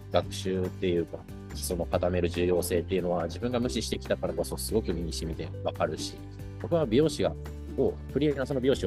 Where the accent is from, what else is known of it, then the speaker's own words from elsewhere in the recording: North Korea; 自分が北朝鮮で生まれ、あ違う、生まれてないな、育ったことだったりとか、